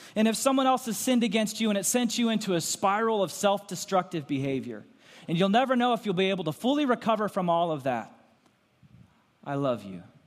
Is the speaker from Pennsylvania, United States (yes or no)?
yes; Lancaster County, Pennsylvania, United States; moved away; also born or lived in Goshen, Indiana; I grew up in Lancaster County, Pennsylvania